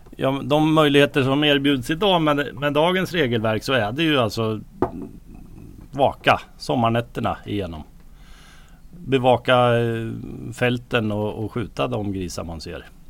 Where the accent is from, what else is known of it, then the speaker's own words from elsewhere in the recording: Björkvik, Södermanland, Sweden; jag är ju uppvuxen här så jag har ju varit med sedan barnsben